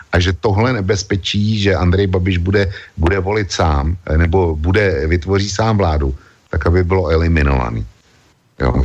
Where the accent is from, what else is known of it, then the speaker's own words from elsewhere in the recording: Czechia; u nás v Čechách